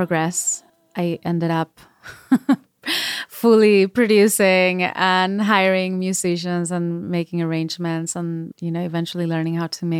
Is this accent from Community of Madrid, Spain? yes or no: yes; Majadahonda, Community of Madrid, Spain; also born or lived in Seville; And I grew up in outside Madrid, in uh-huh. a town called Majadahonda.